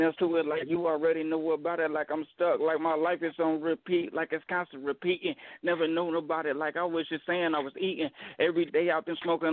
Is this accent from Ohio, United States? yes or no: yes; Dayton, Ohio, United States; I'm from Dayton, Ohio.